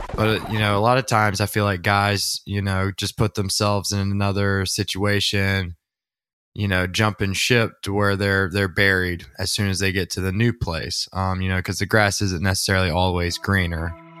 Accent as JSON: {"language": "English", "town": "Watkinsville", "region": "Georgia", "country": "United States", "said": "I'm from Walkinsville, Georgia. That's where Zaxby's started"}